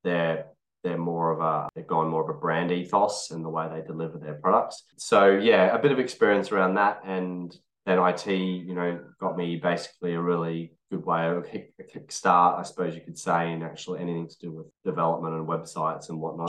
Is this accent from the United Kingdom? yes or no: no; Australia; I'm being Australian